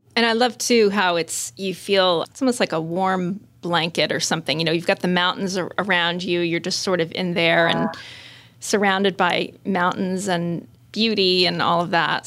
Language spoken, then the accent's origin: English; Manchester, Vermont, United States; I grew up in Manchester in southern Vermont